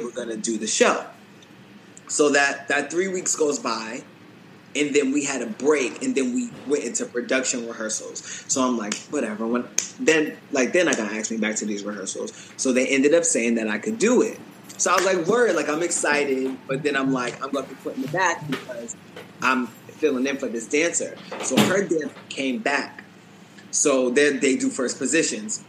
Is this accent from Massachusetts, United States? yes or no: yes; Boston, Massachusetts, United States; moved away as an adult; now in New York City, United States; New York is my home, like where I live now, but Boston is where I'm from